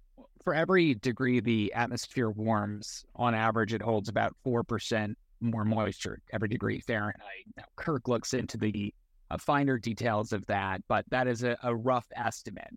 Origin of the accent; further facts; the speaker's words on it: Eastern Long Island, New York, United States; moved away; my hometown on Eastern Long Island